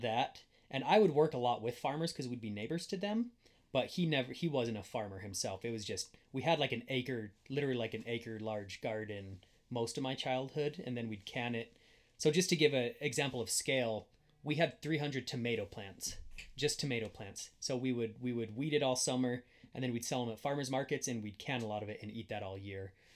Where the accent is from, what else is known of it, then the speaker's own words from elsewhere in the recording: Wyoming, United States; I grew up in middle of nowhere in Wyoming